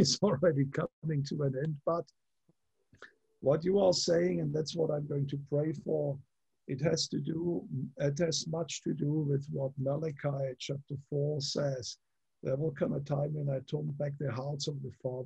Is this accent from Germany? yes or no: yes; Germany; moved away; I come from Germany